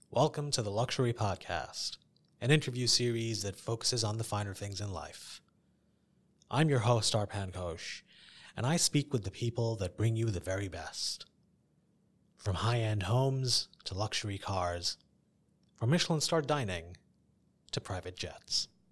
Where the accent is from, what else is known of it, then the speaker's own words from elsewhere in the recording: Dubai, United Arab Emirates; Growing up in Dubai